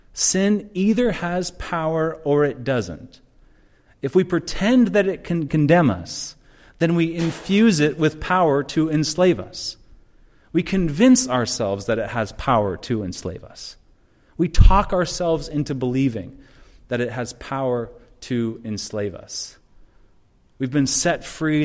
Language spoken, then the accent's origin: English; Seattle, Washington, United States; now in Chicago, United States; I'm from Seattle